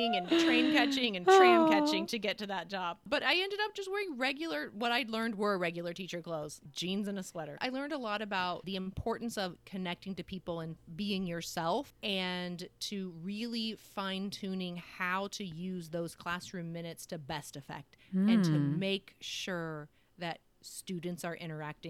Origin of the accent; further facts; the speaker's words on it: Ohio, United States; I wasn't from California. Then I was from Ohio.